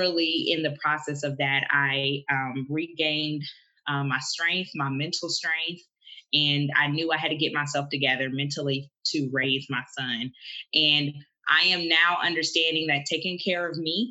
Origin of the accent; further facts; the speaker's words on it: Ohio, United States; I am from Ohio.